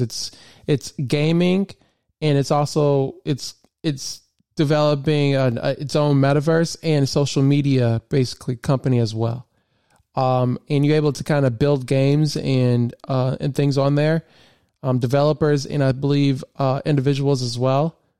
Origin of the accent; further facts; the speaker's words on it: Flint, Michigan, United States; I grew up in Michigan